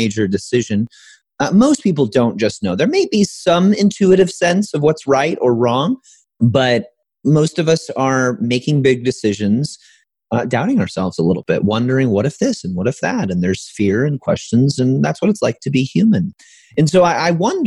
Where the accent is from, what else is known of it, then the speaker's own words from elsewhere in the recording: Midwest, United States; Growing up in the Midwest, as you probably know, middle class